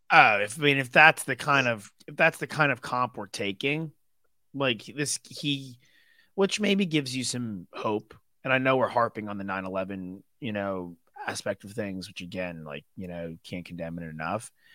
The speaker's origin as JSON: {"language": "English", "region": "New York", "country": "United States", "tie": "born or raised there", "said": "I'm from New York"}